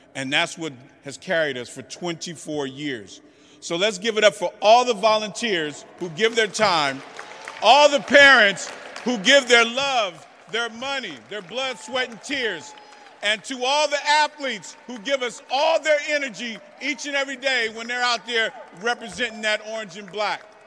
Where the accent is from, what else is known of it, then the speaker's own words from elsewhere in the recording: San Francisco, California, United States; I'm not from the Bayview, I'm from the Western Addition